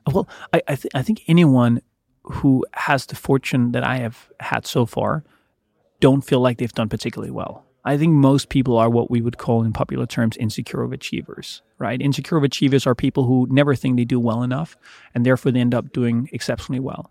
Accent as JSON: {"language": "English", "country": "Denmark", "tie": "born or raised there", "said": "was born in Denmark"}